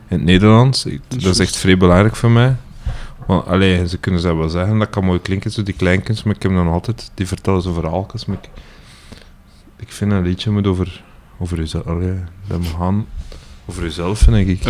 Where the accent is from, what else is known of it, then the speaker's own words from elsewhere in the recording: Ninove, Flanders, Belgium; Ik kom eigenlijk van Winneke.